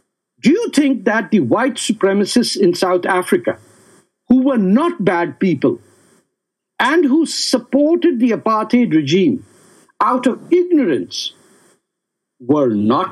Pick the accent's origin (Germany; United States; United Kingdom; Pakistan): Pakistan; moved away; I come from Pakistan, so I have to first see the inequity in my home.